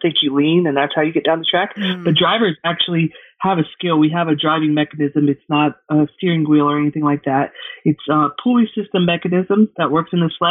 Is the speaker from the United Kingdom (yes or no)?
no; Georgia, United States; I'm from Georgia